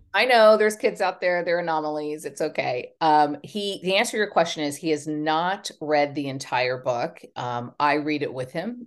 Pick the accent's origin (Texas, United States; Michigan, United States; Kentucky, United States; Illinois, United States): Texas, United States; moved away as an adult; also born or lived in Los Angeles, California; now in Hampton Bays, United States; I'm from Texas and I'm a very proud Texan